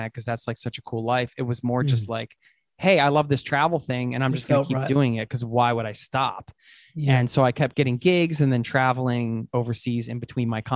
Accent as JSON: {"language": "English", "country": "United States", "moved": "as an adult", "lives_now": "Oslo, Norway", "said": "road tripping around the USA, my home country"}